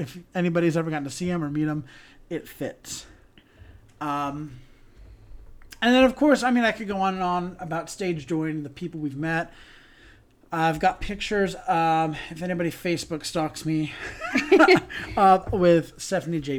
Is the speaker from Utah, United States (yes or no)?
yes; Salt Lake City, Utah, United States; I'm from Salt Lake City